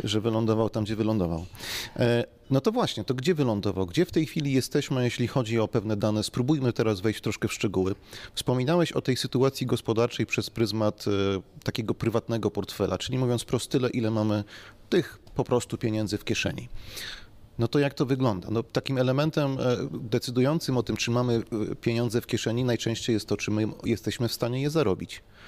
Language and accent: Polish; Silesian Voivodeship, Poland; u nas na Śląsku